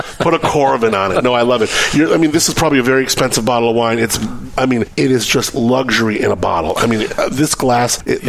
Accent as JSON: {"language": "English", "region": "Southern California", "country": "United States", "tie": "born or raised there", "said": "I grew up in Southern California, a city called Gore Hills."}